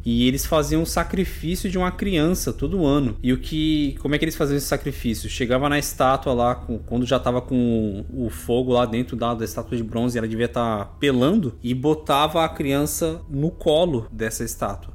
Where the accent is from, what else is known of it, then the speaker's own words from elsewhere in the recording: Brazil; nós somos brasileiros, então a gente caga mesmo